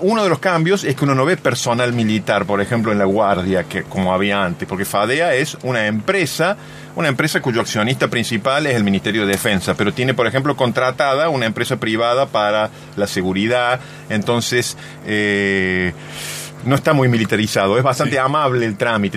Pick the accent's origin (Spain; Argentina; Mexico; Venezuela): Argentina; el, barrio es, es, mi barrio natal prácticamente y me ah, queda muy cerca de la casa de mi mamá